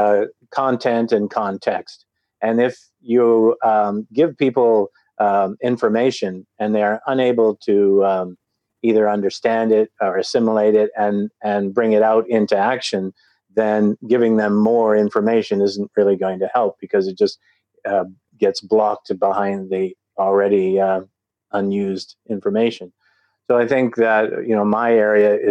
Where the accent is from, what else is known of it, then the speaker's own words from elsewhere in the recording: Vancouver, British Columbia, Canada; now in United Kingdom; I was born in Vancouver and raised, and now I'm a dual citizen of Canada and the UK